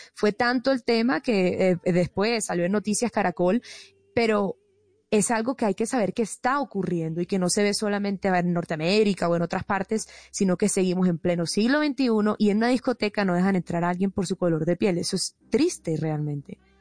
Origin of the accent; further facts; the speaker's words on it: Colombia; como colombiano